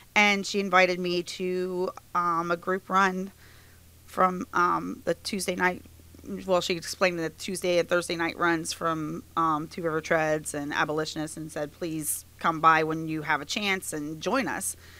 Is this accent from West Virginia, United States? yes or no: yes; Inwood, West Virginia, United States; I'm from this area. I grew up in Inwood, and I still live in Inwood.